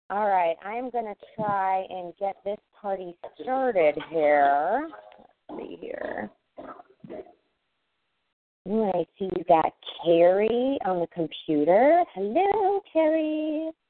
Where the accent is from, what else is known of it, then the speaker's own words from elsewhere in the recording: Kansas City, United States; I'm from Kansas City.